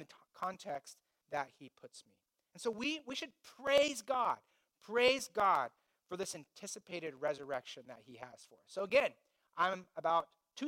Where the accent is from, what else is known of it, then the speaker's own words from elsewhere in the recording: Indiana, United States; I grew up in Indiana